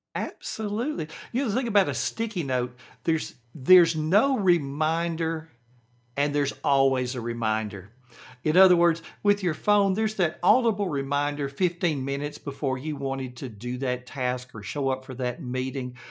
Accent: the South, United States; accent: Southern; understand my Southern accent

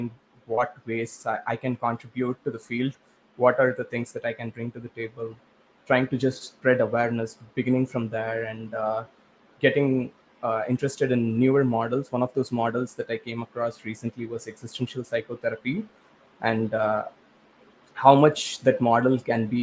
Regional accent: India; moved away as an adult; now in Canada; I grew up in India

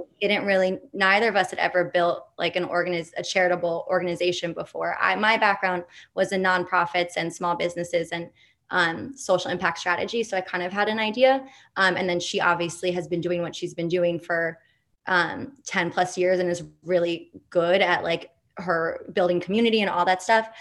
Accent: New York City, New York, United States; I grew up in New York City

